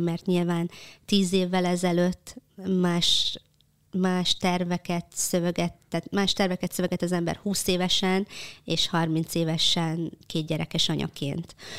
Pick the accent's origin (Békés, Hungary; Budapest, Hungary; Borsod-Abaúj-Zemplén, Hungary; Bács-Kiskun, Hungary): Békés, Hungary; Békéscsaba; egy vidéki Olád cigány családba. Békés Csabán születtem, anyukám is, apukám is.